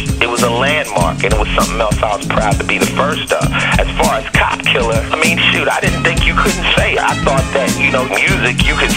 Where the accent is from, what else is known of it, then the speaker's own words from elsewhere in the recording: Los Angeles, California, United States; I'm from L.A.